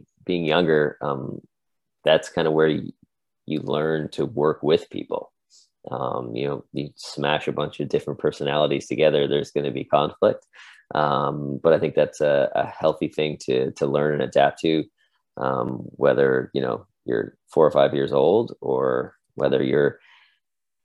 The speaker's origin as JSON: {"language": "English", "town": "Cole Harbour", "region": "Nova Scotia", "country": "Canada", "tie": "born or raised there", "said": "I grew up in Cole Harbour"}